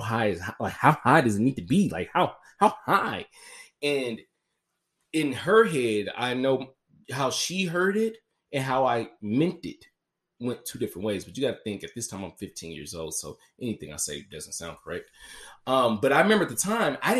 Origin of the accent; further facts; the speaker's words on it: Memphis, Tennessee, United States; I was born on June 14th, 1992, at 6:36 at night in the city of Memphis, Tennessee